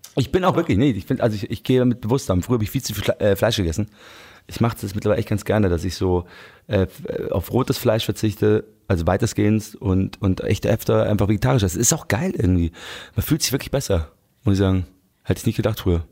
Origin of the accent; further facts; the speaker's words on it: Munich, Bavaria, Germany; München muss ich echt sagen, ich liebe meine Heimatstadt